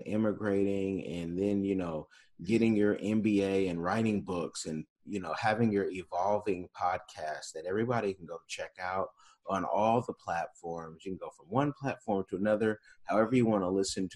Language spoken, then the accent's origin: English; Oakland, California, United States; I grew up in the Bay Area, Oakland, in the 80s